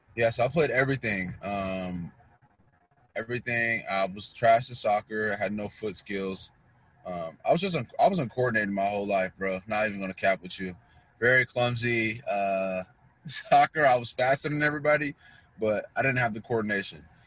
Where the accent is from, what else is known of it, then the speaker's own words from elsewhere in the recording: North Kansas City, Missouri, United States; also born or lived in Queens, New York; I was born in Queens, New York, and um, along in my life, I would say maybe after a year or so, we came to Kansas City, and I've been I spent most of my life in Can- in North Kansas City, Missouri